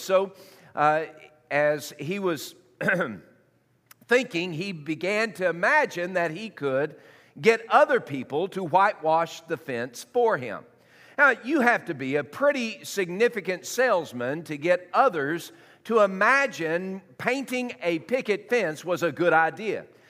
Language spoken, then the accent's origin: English; Tennessee, United States; I was raised in um, uh, Tennessee